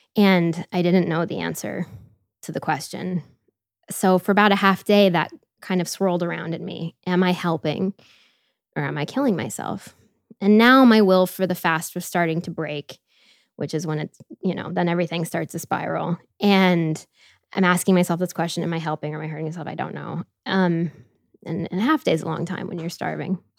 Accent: Tampa, Florida, United States; moved away; also born or lived in Washington, D.C.; I grew up outside of Tampa, Florida

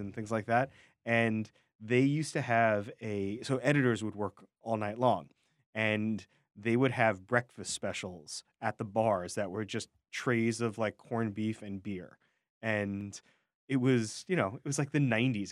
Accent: New York City, New York, United States; as a New Yorker

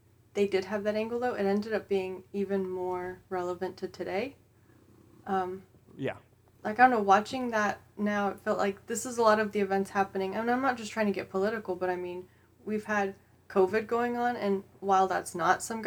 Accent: United States; we're American

